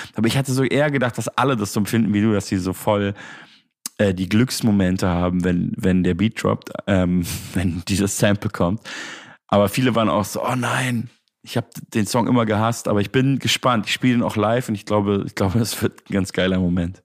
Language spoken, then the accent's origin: German; Munich, Bavaria, Germany; Ich komme ja eigentlich aus München